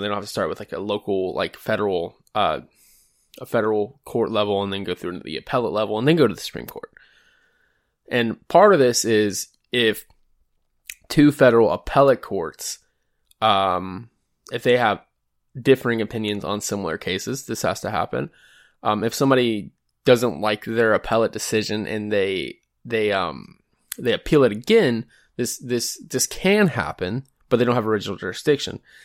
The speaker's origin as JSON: {"language": "English", "region": "Georgia", "country": "United States", "tie": "born or raised there", "said": "my home state of Georgia"}